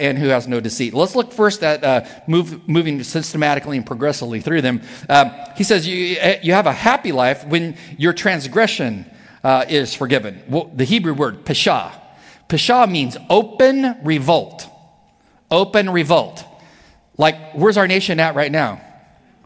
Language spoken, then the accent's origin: English; near Palm Springs, Southern California, United States; I was in Southern California, in the desert where I was raised, near Palm Springs.